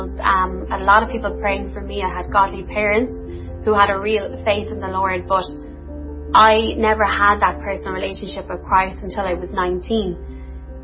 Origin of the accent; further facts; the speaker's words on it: Limerick, Munster, Ireland; I'm from Limerick